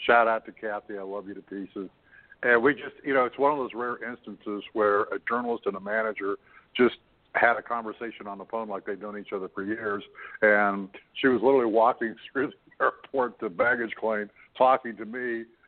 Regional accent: Canada; I'm a Canadian

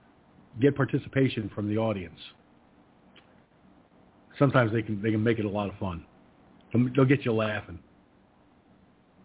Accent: United States; I'm an American

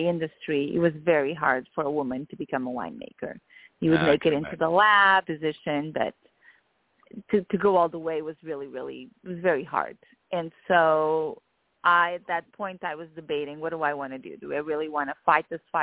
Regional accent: Lisbon, Portugal; moved away as an adult; also born or lived in Alentejo, Portugal; now in United States; I was born and raised in Portugal, and I do come from wine. Yes, yeah. I was born in Lisbon and then raised outside of Lisbon

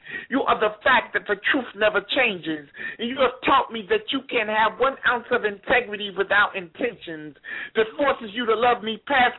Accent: St. Louis, Missouri, United States; also born or lived in Florida; now in Miami, United States; I've been in Miami for like 4 years. I'm originally from St. Louis, Missouri.

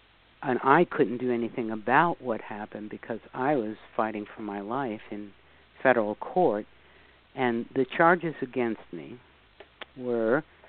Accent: New York City, New York, United States; because I am from New York City, and I have to say, and I'm from the Bronx, and I'll tell you, one of the things that you learn in New York City is you learn to smell a scam about a light year away.

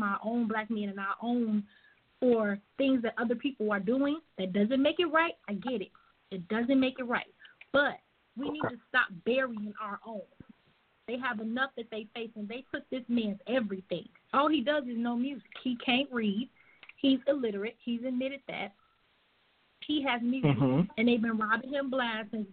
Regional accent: Chicago, Illinois, United States; I am from Chicago

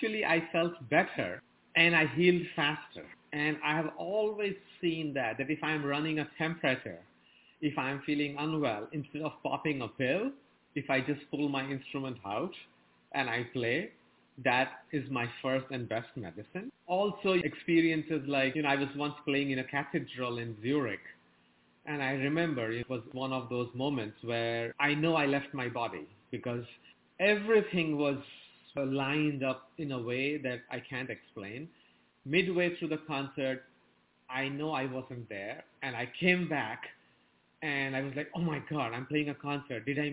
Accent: India; moved away as an adult; now in United States; I was born and raised in India

